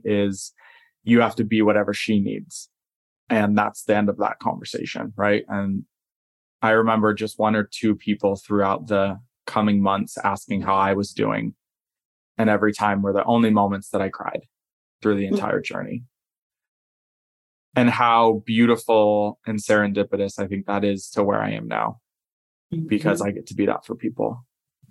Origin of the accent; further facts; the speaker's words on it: Southern California, United States; I grew up in Southern California